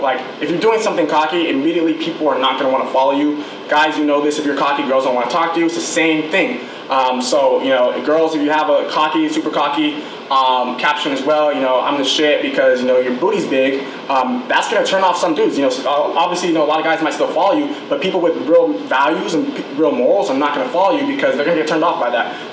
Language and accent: English; Irvine, California, United States; I'm from Irvine